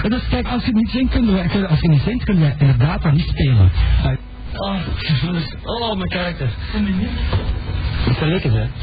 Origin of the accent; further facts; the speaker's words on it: Netherlands; Als Nederlander